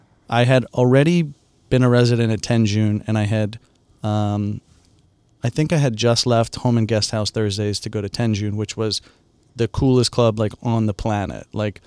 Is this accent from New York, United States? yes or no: yes; Long Island, New York, United States; I grew up in Long Island.